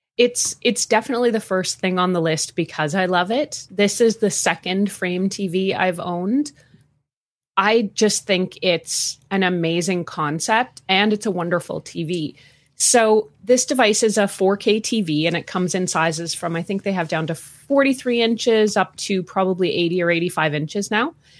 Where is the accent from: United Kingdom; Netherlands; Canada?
Canada; accent: Canadian; also born or lived in Calgary, Alberta; born and raised in Canada. I've lived all across the country. I'm currently living in Calgary, Alberta